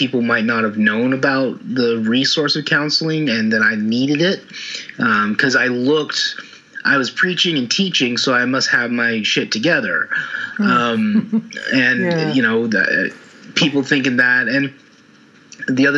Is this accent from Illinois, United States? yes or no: no; Utah, United States; moved away as an adult; also born or lived in Oregon; I was born in Utah, in the States